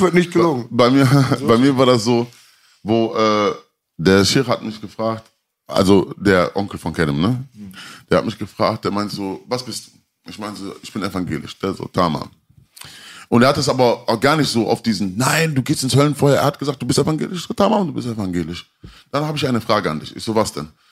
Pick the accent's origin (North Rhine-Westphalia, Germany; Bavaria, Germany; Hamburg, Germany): North Rhine-Westphalia, Germany; Mülheim an der Ruhr; also born or lived in Kreuzberg, Berlin; ich war damals in Mülheim. Ich bin ja Mülheim, also ich komme aus Mülheim an der Ruhr.